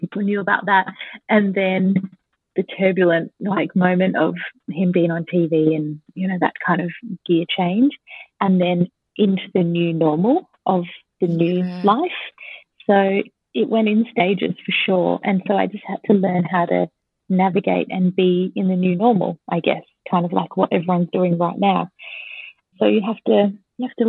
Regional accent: Adelaide, South Australia, Australia; moved away as an adult; now in Sydney, Australia; I grew up in Adelaide

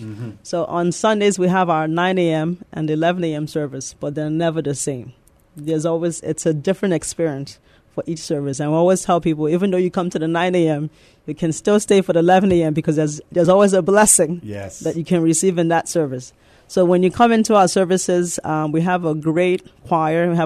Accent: New York City, New York, United States; accent: mixture of Nigerian and the Bronx, New York accent; moved away as an adult; also born or lived in Nigeria; now in San Antonio, United States; I was born in Nigeria, and I came here when I was 10 years old, and I grew up in the Bronx, New York.

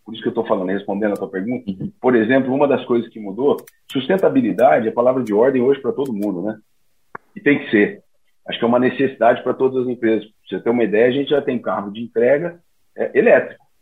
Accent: interior of Paraná, Brazil; moved away; eu venho do interior do Paraná, de uma cidade bem pequenininha

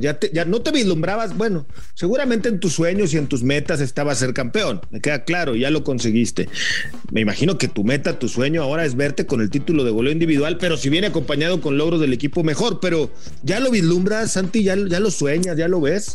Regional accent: Torreón, Coahuila, Mexico; soy de Torreón, soy de la Laguna

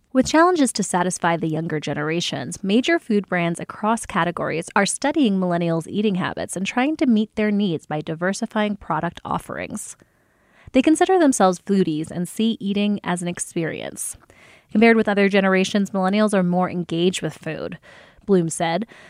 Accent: New Jersey, United States; I grew up with in the South Jersey, not far from Philadelphia area

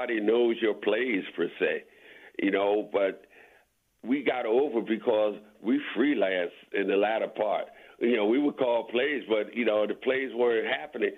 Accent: Philadelphia, Pennsylvania, United States; it's the place I grew up, so I've always loved Philly.

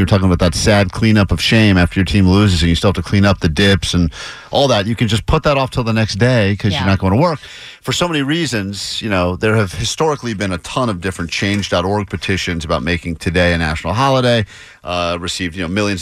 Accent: East Coast, United States; now in Los Angeles, United States; growing up on the East Coast

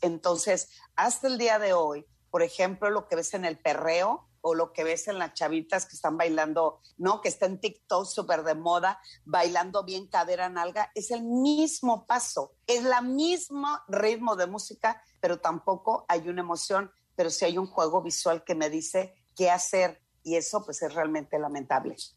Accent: Culiacán, Sinaloa, Mexico; como buena norteña, yo soy de Culiacán

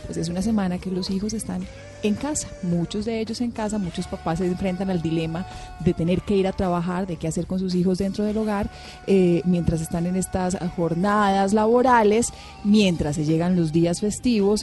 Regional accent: Marinilla, Antioquia, Colombia; yo soy de Marinilla, en Marinilla, Antioquia, se vive una de las Semanas Santas más bellas de, la región

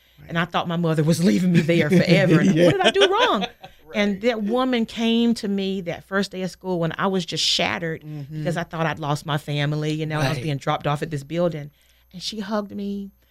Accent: Saint Pauls, North Carolina, United States; I grew up in St. Paul's, North Carolina, very small town.

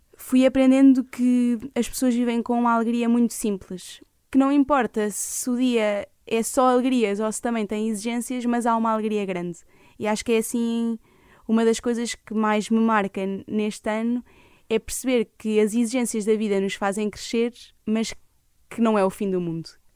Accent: Leiria, Leiria District, Portugal; also born or lived in Lisbon; eu sou de Leiria

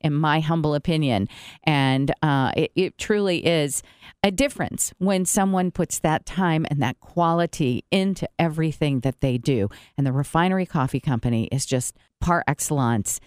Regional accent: Brazil; now in Goshen, United States; I grew up in Brazil, and I, we had good coffee there

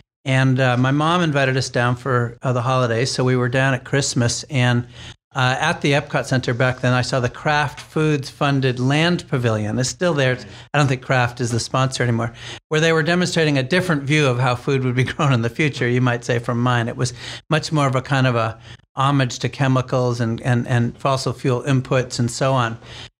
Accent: New Hampshire, United States; I'm a child of the 60s. I grew up in New Hampshire.

